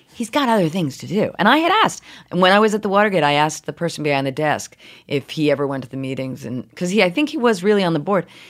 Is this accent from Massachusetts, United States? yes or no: yes; Brookline, Massachusetts, United States; now in New York City, United States; I grew up in Brookline, Massachusetts